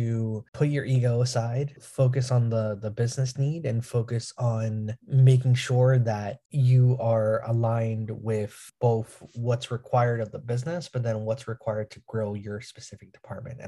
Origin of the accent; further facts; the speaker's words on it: New York, United States; I'm from New York